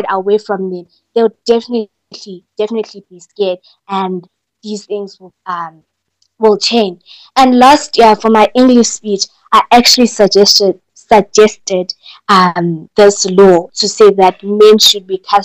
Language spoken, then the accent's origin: English; Newcastle, KwaZulu-Natal, South Africa; moved away; my hometown in Newcastle, KZN